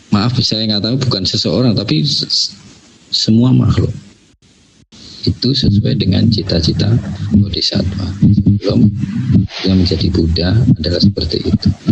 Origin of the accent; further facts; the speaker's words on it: Java, Indonesia; saya, eh, ini Jawa